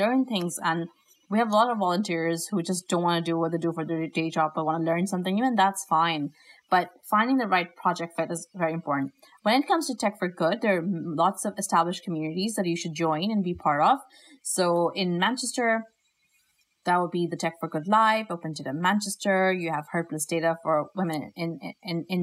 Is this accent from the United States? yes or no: no; Pakistan; moved away; my home country of Pakistan